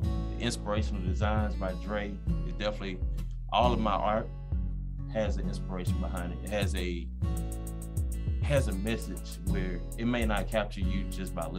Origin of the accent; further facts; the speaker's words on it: Lithonia, Georgia, United States; I went to Browns Mill Elementary School.